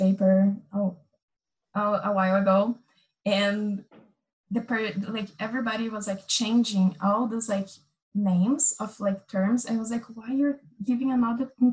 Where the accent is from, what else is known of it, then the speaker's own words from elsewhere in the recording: Amazon, Brazil; since I was like really young, I grew up like in the Amazon